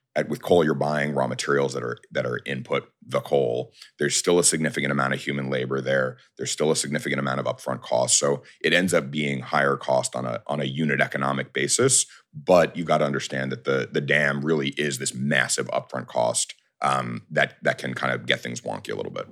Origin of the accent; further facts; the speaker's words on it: New York, United States; I'm a New Yorker